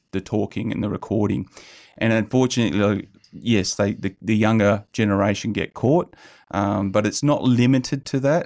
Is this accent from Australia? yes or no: yes; South Hedland, Western Australia, Australia; moved away; I grew up in South Hedland a bit.